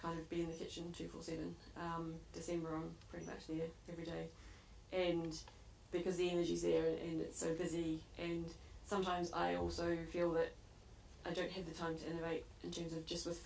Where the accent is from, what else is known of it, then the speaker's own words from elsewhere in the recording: New Zealand; now in United Kingdom; growing up in New Zealand, I saw where my food came from